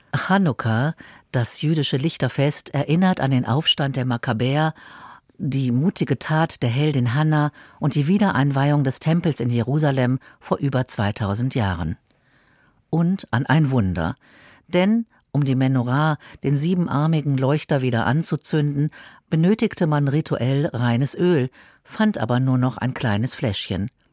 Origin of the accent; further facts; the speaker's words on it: Berlin, Germany; in meiner Geburtsstadt